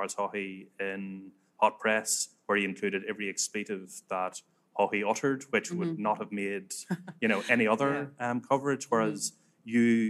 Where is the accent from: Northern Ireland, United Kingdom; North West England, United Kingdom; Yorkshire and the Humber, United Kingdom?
Northern Ireland, United Kingdom; moved away